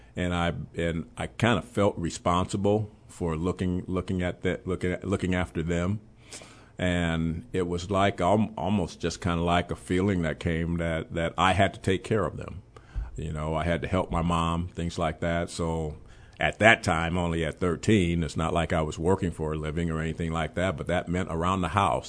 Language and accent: English; Chicago, Illinois, United States; also born or lived in Memphis; I gr-, really grew up on the west side of Chicago.